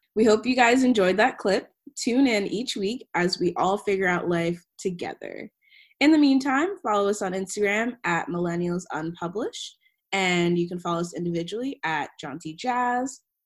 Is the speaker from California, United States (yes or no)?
no; Maryland, United States; moved away as an adult; now in Providence, United States; I was born and raised in Maryland